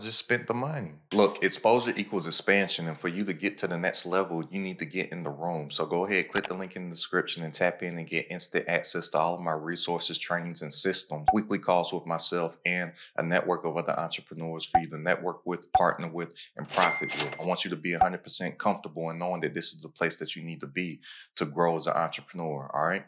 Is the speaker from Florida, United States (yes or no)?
no; Kentucky, United States; I'm from Kentucky